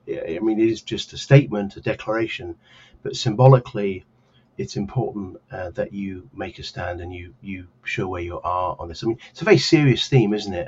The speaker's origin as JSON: {"language": "English", "town": "Donetsk", "region": "Donetsk Oblast", "country": "Ukraine", "moved": "yes", "lives_now": "Kharkiv, Ukraine", "said": "I live and study in Kharkiv, but actually I'm from Donetsk"}